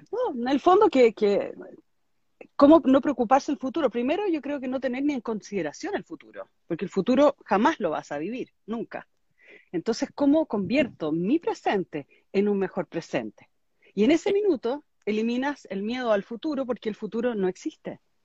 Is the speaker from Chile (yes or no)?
yes; Chile; moved away; also born or lived in Miami; Yo estoy, en este minuto me mudé a Chile a vivir. Estuve 21 años viviendo en Miami, también clima mm. tropical.